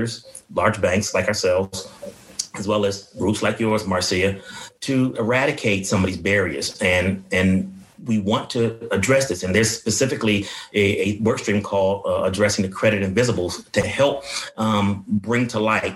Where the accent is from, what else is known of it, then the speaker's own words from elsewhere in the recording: Washington, District of Columbia, United States; moved away; also born or lived in Prince George's County, Maryland; I grew up in Southeast Washington, moved into Prince George's County, and lived in apartments until I finished school